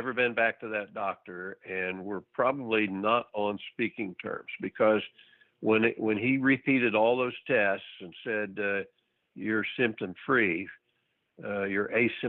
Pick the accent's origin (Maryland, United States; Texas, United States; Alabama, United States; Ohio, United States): Texas, United States; being a Texan